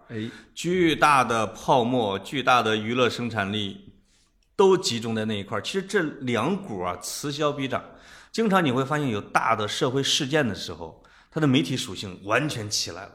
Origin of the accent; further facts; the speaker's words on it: China; 我们中国人说话都很含蓄嘛